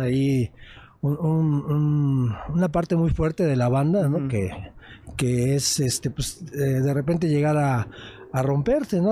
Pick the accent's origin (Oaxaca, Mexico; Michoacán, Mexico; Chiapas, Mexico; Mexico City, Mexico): Mexico City, Mexico; Nosotros venimos de una zona muy marginada de la Ciudad de México, somos del norte de, de esta ciudad